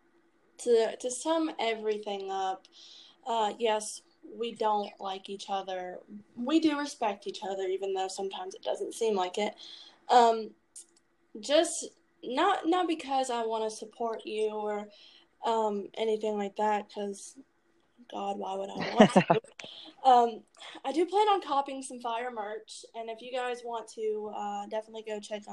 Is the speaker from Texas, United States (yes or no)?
no; Virginia, United States; I'm from Virginia